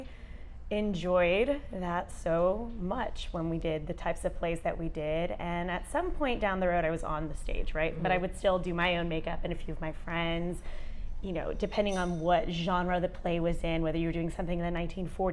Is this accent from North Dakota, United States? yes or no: no; Dallas, Texas, United States; also born or lived in Houston, Texas; Texas girl at heart, born here, lived here all my life